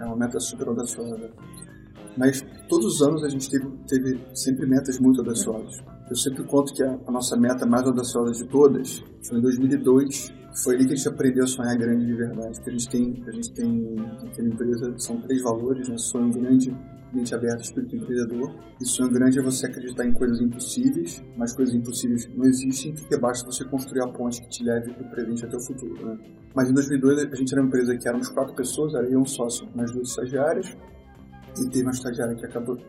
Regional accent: Rio de Janeiro, Brazil; moved away as an adult; also born or lived in Porto Alegre; eu sou carioca, uhum. mas eu fui morar em Porto Alegre, minha empresa nasceu lá em 2001

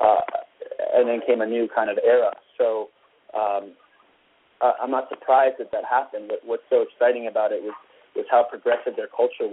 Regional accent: Vancouver, British Columbia, Canada; I'm from Vancouver, Canada

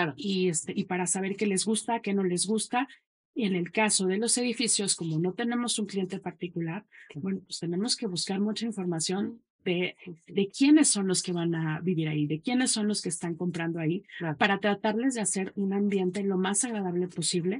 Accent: Mexico City, Mexico; moved away; also born or lived in Guadalajara / Montreal / Valparaíso; yo soy de la Ciudad de México

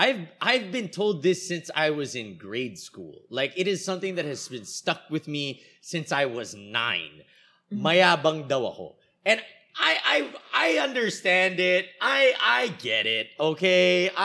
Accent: United States; born there; moved away; Well, I've said here on the show, I was born in the States and then I came here.

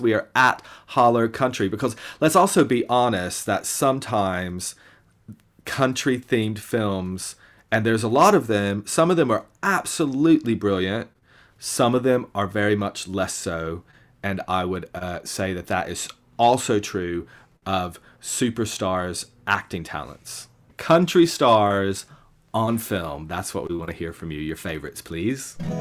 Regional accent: Bristol, Tennessee, United States; my hometown festival, in East Tennessee, the Bristol Rhythm and Roots Reunion Festival

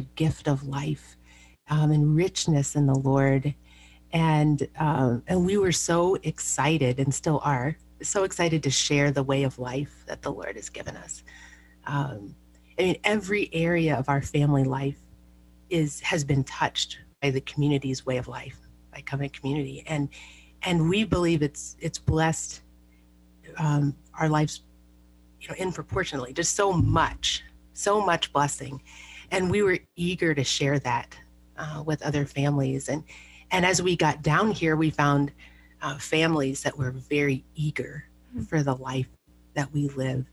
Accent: Baton Rouge, Louisiana, United States; moved away as an adult; also born or lived in Minnesota; now in Kansas City, United States; I grew up actually in Baton Rouge, Louisiana

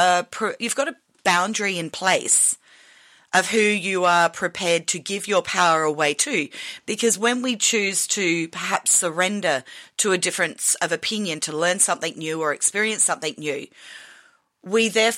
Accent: Australia

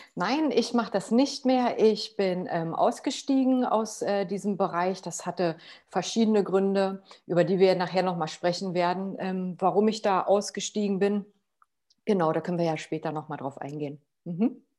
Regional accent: Potsdam, Brandenburg, Germany; ich komme ähm, aus Potsdam und ich wohne hier

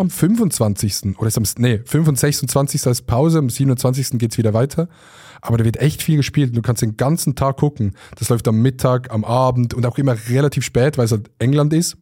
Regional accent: Switzerland; als Schweizer

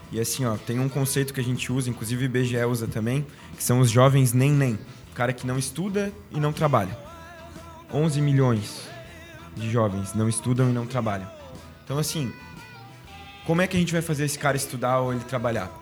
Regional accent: Balneário, Santa Catarina, Brazil; A gente que é de balneário tem nosso dialeto próprio

